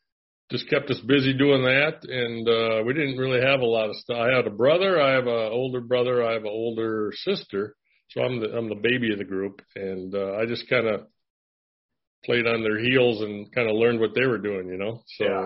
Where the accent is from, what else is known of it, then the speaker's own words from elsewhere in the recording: Bloomington, Minnesota, United States; I was born in Minneapolis, and my dad started a family over in East Bloomington, and I kind of grew up there in my grade school. Then we moved over to West Bloomington, and which was supposedly a better side of town.